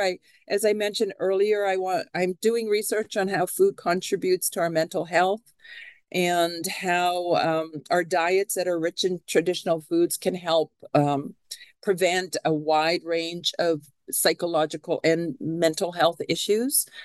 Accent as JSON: {"language": "English", "country": "Canada", "moved": "yes", "lives_now": "Seattle, United States", "said": "I am a Canadian citizen"}